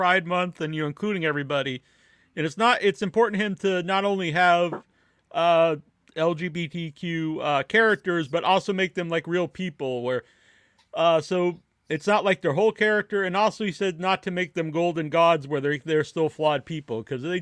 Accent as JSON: {"language": "English", "area": "Cape Cod", "region": "Massachusetts", "country": "United States", "tie": "born or raised there", "said": "I grew up, Troy and I were brothers. We grew up on Cape Cod"}